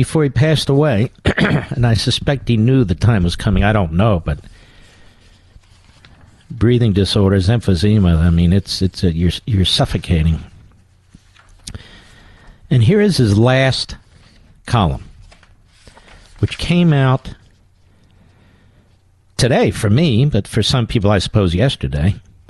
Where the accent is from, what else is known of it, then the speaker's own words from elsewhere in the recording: Philadelphia, Pennsylvania, United States; I'm a Philadelphian myself.